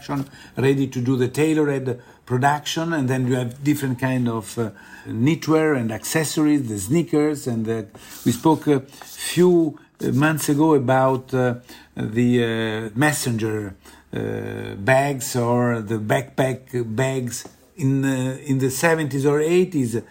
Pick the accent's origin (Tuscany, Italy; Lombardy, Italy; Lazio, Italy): Lazio, Italy; Rome; I'm from Rome